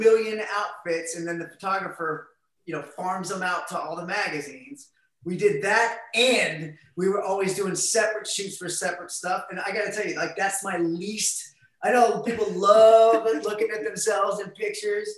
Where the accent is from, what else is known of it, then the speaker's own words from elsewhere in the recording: Ohio, United States; we're from Ohio. Our friends are like in dorm rooms or working at the factory